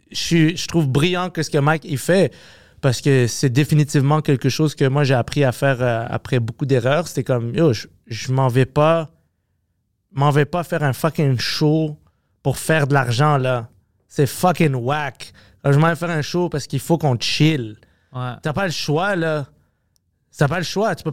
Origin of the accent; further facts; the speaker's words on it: Montreal, Quebec, Canada; je viens de Ville-Saint-Laurent, là. Je viens d'à côté d'ici, là.